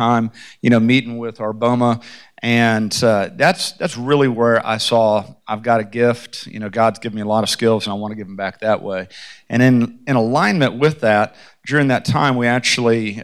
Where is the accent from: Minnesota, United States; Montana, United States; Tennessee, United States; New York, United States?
Tennessee, United States; Memphis; moved away as an adult; also born or lived in Atlanta, Georgia; now in Franklin, United States; I was born in Atlanta, Georgia. I grew up in Memphis, Tennessee